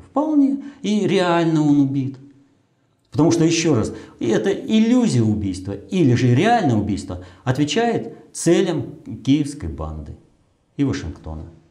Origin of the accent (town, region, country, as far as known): Russia